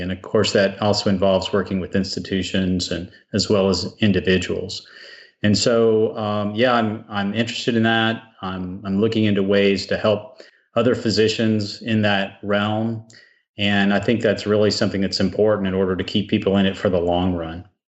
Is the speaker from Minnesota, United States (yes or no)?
no; South Texas, United States; I grew up in South Texas, and I spent lots of time working on a ranch